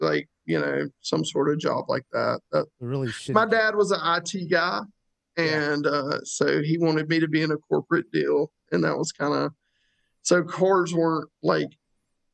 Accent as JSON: {"language": "English", "region": "North Carolina", "country": "United States", "said": "when you're from here"}